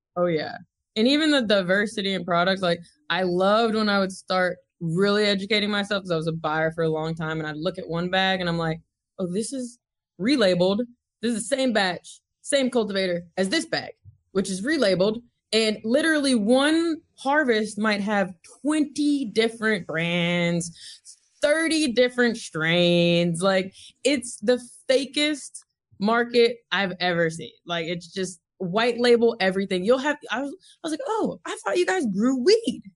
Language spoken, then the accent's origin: English; Mount Juliet, Tennessee, United States; accent: twang; moved away as an adult; also born or lived in Nashville, Tennessee / California; I grew up in Mount Juliet, which is about twenty-five miles outside of Nashville, Tennessee